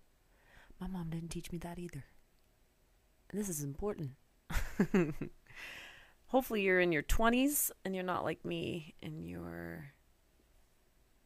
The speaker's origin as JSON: {"language": "English", "region": "North Carolina", "country": "United States", "tie": "born or raised there", "moved": "as an adult", "lives_now": "New York, United States", "said": "I'm originally from North Carolina, grew up in the South, moved up to New York probably about, I don't know, 17 years ago, right after college."}